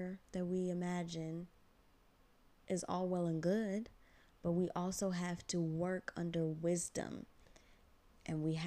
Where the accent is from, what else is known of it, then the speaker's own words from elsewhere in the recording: United States; I am also an American born Ghanaian